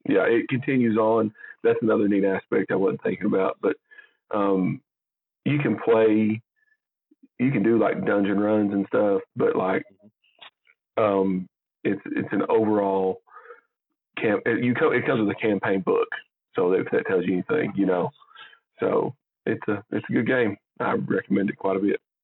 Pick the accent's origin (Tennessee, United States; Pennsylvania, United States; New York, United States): Tennessee, United States; Jamestown; we're both from Jamestown, Tennessee